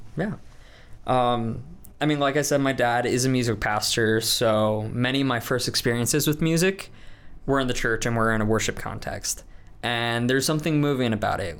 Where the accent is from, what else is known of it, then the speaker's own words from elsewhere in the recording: Des Moines, Iowa, United States; moved away; I'm from Des Moines, Iowa